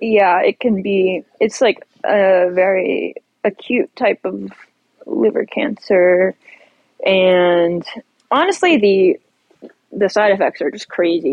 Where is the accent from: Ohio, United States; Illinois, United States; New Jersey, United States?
Ohio, United States; I'm I'm from Ohio. My my uh, I grew up like 50 miles west of of East Palestine.